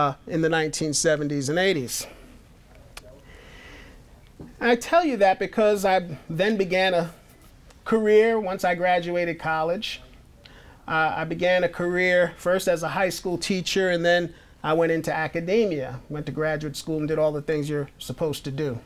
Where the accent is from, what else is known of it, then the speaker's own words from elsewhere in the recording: New York City, New York, United States; I grew up in Queens, New York